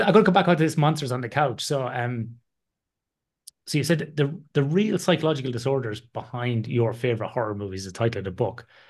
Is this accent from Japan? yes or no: no; the middle of Ireland, Midlands, Ireland; my hometown in the middle of Ireland